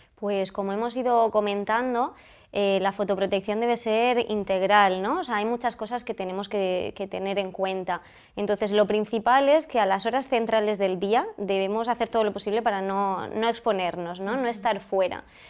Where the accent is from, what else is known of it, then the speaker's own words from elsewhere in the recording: Almería, Andalusia, Spain; yo soy de Almería, me he formado en Andalucía